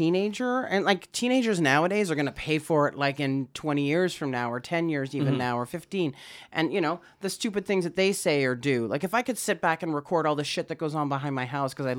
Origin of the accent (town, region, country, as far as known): Saskatoon, Saskatchewan, Canada; born or raised there; moved away